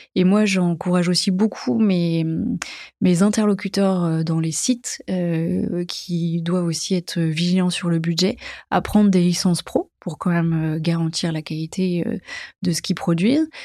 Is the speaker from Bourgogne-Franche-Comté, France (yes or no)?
yes; Dijon, Bourgogne-Franche-Comté, France; moved away as an adult; j'ai grandi à Dijon, en Bourgogne, jusqu'à l'âge de, de, 20 ans